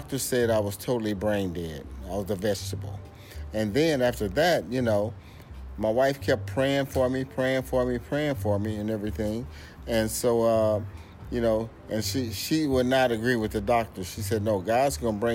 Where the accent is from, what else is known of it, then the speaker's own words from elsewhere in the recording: Alton, Illinois, United States; moved away as an adult; also born or lived in Boise, Idaho / Portland, Oregon; I'm from Alton, Illinois, right outside of St. Louis, Missouri.